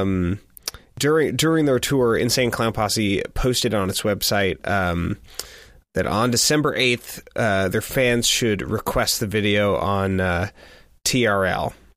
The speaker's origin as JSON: {"language": "English", "region": "Pacific Northwest", "country": "United States", "said": "I was from the Northwest."}